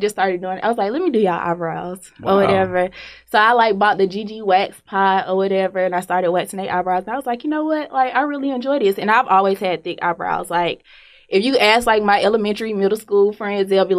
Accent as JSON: {"language": "English", "town": "Decatur", "region": "Georgia", "country": "United States", "said": "I'm from Decatur, Georgia"}